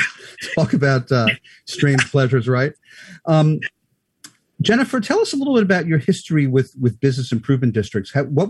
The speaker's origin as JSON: {"language": "English", "region": "New York", "country": "United States", "said": "Well, I have to say, I'm a New Yorker at heart. I'm fourth generation"}